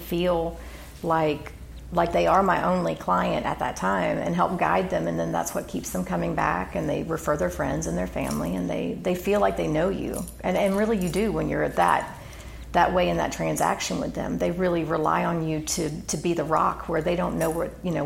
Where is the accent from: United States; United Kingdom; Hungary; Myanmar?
United States; Claremont, California; I grew up in Claremont